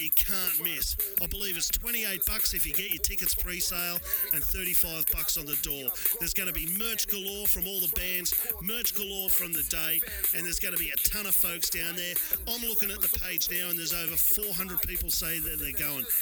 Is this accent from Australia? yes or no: yes; Newcastle, New South Wales, Australia; when I was growing up in Newcastle